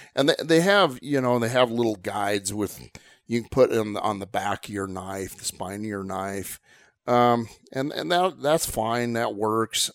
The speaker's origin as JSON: {"language": "English", "region": "Southwest", "country": "United States", "tie": "born or raised there", "said": "I grew up in the Southwest"}